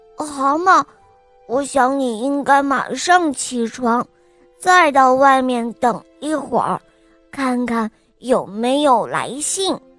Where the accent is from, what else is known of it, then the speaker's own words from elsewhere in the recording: Beijing, China; 今年我五岁半了，我来自北京